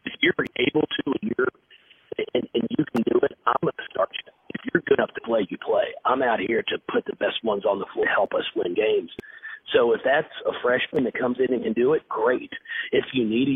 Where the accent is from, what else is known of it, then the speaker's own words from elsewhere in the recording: Fort Thomas, Kentucky, United States; my hometown of Fort Thomas, Kentucky